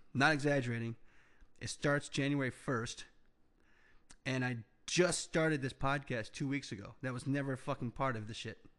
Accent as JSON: {"language": "English", "country": "United States", "said": "as an entrepreneur, as a American"}